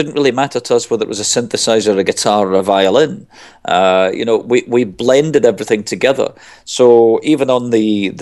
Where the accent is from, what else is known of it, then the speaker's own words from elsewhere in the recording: Glasgow, Scotland, United Kingdom; moved away; I'm originally from Glasgow. I mean, I moved away from there a long time ago, but I go back